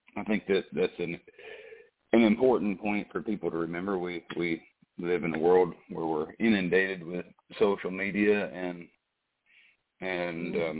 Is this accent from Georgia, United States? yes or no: yes; Savannah, Georgia, United States; moved away; I was born in Savannah